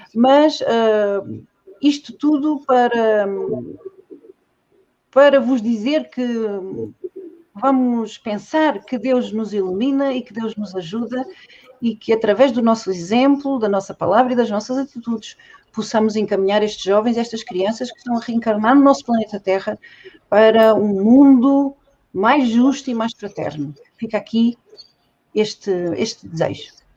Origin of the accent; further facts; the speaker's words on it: Portugal; nunca saí de Portugal